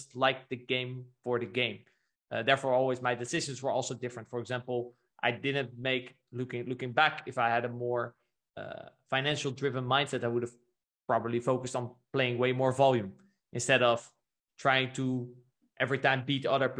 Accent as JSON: {"language": "English", "country": "Netherlands", "tie": "born or raised there", "also_born_or_lived": "Brazil", "moved": "yes", "said": "I was born in the Netherlands"}